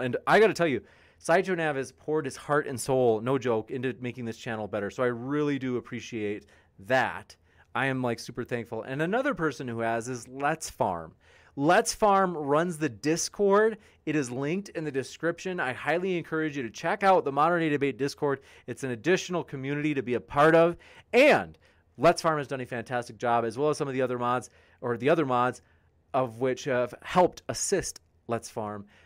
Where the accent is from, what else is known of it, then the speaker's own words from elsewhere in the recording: Wisconsin, United States; Wisconsin, my home state